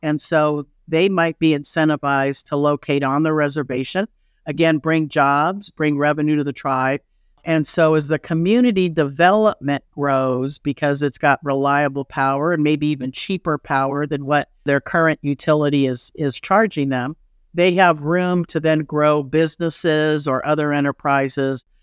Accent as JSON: {"language": "English", "town": "Los Angeles", "region": "California", "country": "United States", "tie": "born or raised there", "also_born_or_lived": "Kansas / Chicago / Colorado", "moved": "as an adult", "said": "I grew up in Los Angeles"}